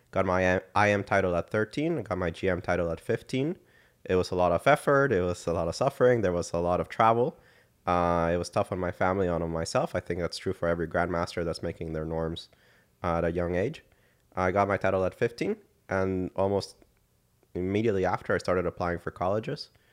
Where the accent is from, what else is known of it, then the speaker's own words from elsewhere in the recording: San Jose, Costa Rica; moved away as an adult; also born or lived in Dallas, Texas; I was born and raised in San Jose, Costa Rica